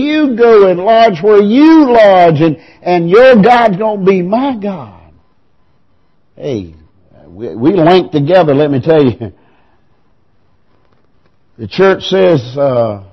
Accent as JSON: {"language": "English", "town": "Piercetown", "region": "South Carolina", "country": "United States", "tie": "born or raised there", "said": "I was born in Piercetown. I was raised in Piercetown. I went to Piercetown School. I graduated from Wren."}